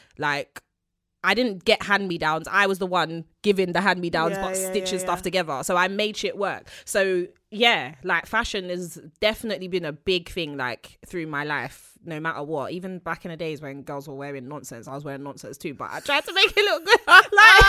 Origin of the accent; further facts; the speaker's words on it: Peckham, London, United Kingdom; I grew up on Morley's. I'm from South London, Peckham.